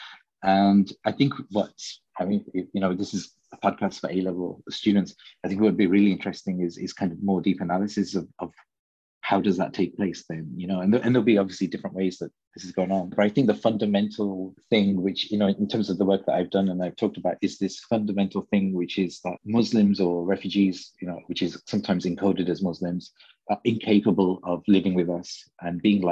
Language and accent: English; Birmingham, West Midlands, United Kingdom; now in Copenhagen, Denmark; I grew up in Birmingham